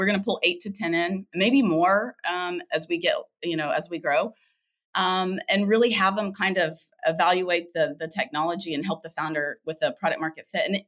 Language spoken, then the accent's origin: English; Oklahoma, United States; moved away as an adult; now in Texas, United States; I grew up in Oklahoma and then moved to Texas about 8 years ago